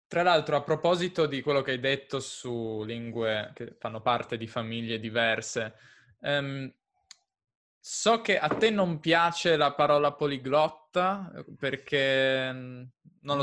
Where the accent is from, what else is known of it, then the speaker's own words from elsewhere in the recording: near Turin, Piedmont, Italy; Piemonte, io sono del Piemonte.